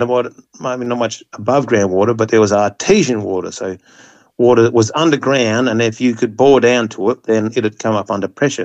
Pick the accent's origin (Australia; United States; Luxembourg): Australia; we're an English colony